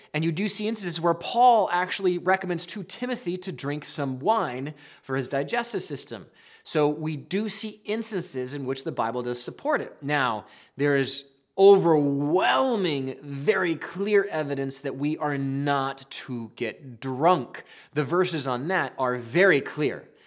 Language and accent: English; the Northwest, Pacific Northwest, United States; I'm from the Northwest